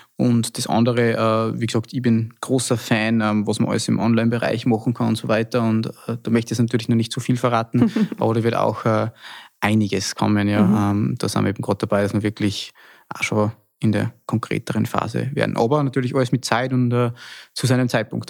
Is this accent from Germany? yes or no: no; Salzkammergut, Austria; bei uns im Salzkammergut war ja immer schon eine sehr traditionsbewusste Region